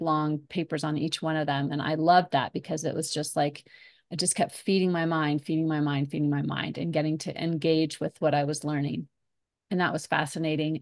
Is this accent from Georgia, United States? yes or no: no; Colorado, United States; moved away as an adult; also born or lived in New York; they had an office in my hometown here in Colorado. So I came back to Colorado